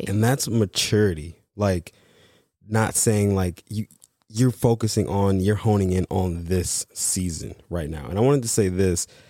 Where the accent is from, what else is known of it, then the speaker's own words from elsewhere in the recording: Michigan, United States; moved away; also born or lived in Los Angeles / Texas; the job was in Michigan, my hometown